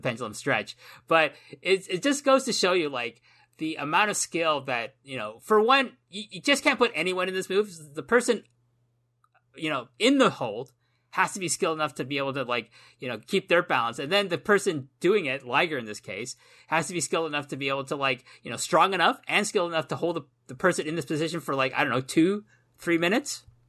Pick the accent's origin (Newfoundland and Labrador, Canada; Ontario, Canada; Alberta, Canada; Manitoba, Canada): Ontario, Canada; Toronto; moved away as an adult; now in Japan; I live in Japan. I've lived here for a long time, but in my heart, my heart of hearts, I am still that kid that grew up in Toronto